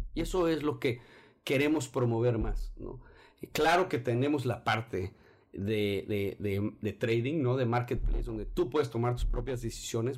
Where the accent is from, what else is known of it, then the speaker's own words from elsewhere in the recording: Mexico City, Mexico; soy de la Ciudad de México. Eh, toda mi vida he vivido ahí, fuera de que alguno que otro año fuera.